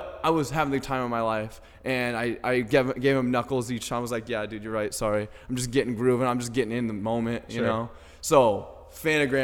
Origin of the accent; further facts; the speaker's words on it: Des Moines, Iowa, United States; here in my hometown